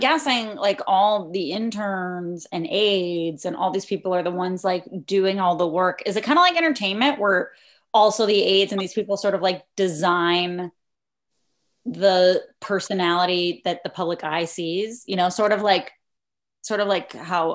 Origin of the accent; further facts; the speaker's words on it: Mexico; moved away; I grew up in Mexico